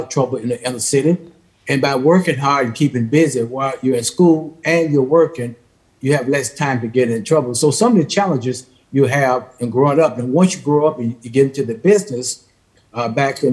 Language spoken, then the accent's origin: English; Memphis, Tennessee, United States; I grew up in Memphis, in North Memphis, in inner city